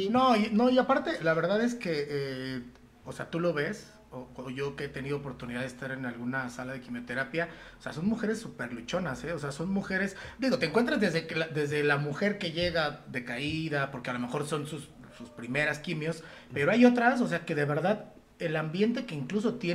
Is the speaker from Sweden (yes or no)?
no; Mexico; como somos los mexicanos